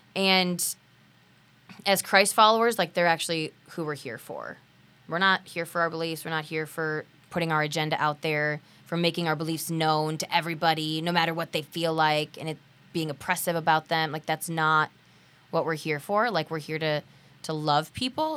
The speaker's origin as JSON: {"language": "English", "country": "United States", "said": "We're American."}